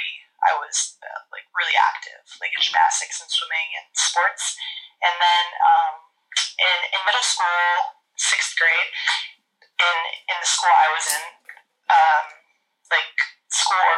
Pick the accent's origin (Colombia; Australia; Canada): Canada; Alberta; moved away as an adult; also born or lived in Vancouver, British Columbia; I'm Canadian. I was born in a small town in the province of Alberta. And then after high school, I moved to British Columbia, Vancouver